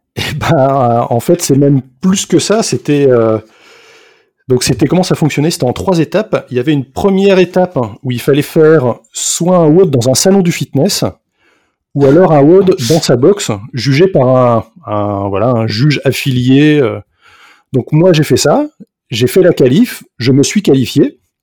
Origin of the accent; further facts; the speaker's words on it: France; now in Belgium; je suis français, donc là, actuellement je vis en, Belgique